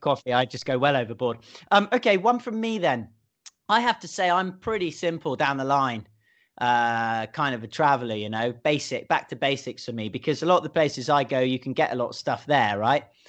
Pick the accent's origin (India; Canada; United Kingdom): United Kingdom; moved away as an adult; now in Hong Kong; me being a Brit